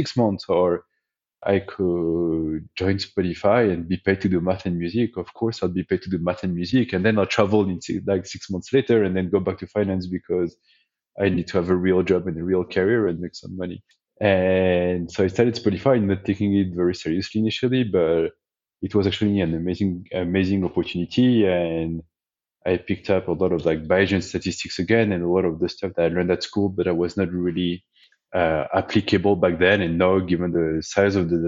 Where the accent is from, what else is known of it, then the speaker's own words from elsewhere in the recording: France; English is a second language; moved away as an adult; now in United States; I grew up in France. Despite being in the US for 15 years, I've never managed to get rid of my accent